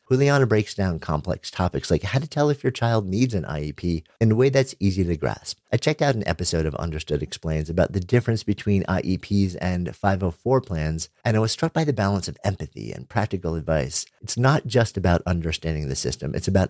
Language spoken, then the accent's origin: English; Ireland; but with growing up in Ireland also